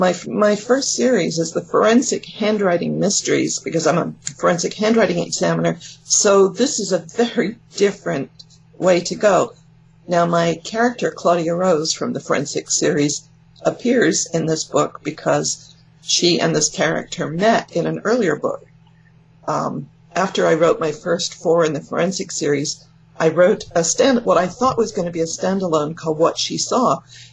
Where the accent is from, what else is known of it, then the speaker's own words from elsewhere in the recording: England, United Kingdom; now in California, United States; Well, I'm from England, but yeah. I know I don't sound like it anymore, because I've been here for more than 50 years in California.